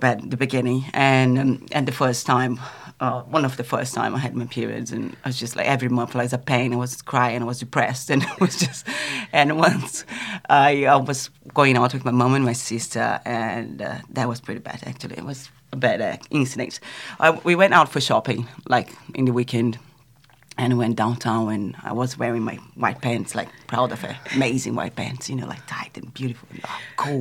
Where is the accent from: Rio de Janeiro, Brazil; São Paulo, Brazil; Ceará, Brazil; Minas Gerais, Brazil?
São Paulo, Brazil; moved away; I grew up in Brazil, in São Paulo.